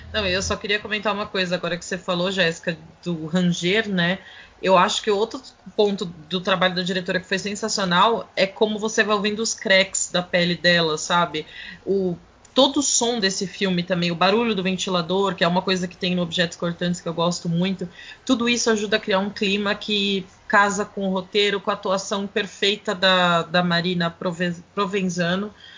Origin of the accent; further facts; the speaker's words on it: São Paulo, Brazil; na Vila Gustavo, o bairro onde nasci